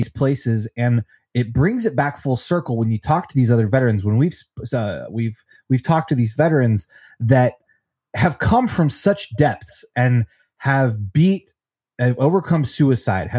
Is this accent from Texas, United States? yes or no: no; Denver, Colorado, United States; also born or lived in Long Beach, California; my home state of Colorado, in Denver